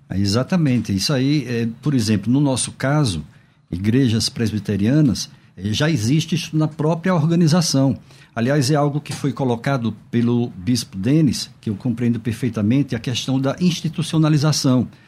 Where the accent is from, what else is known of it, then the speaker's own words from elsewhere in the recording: Northeast Region, Brazil; eu sou nordestino